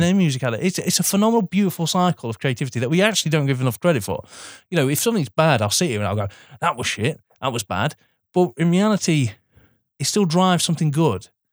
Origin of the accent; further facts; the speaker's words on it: United Kingdom; as British people